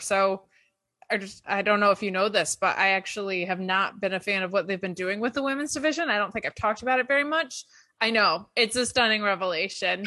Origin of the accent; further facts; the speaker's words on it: Binghamton, New York, United States; moved away; also born or lived in New Jersey; my hometown of Binghamton